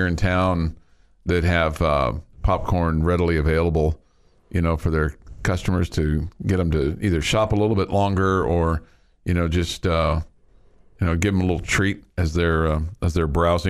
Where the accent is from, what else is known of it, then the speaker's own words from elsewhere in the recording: Big Lake, Texas, United States; moved away; This shout out to my hometown, Big Lake, where Jim Morris's story took place.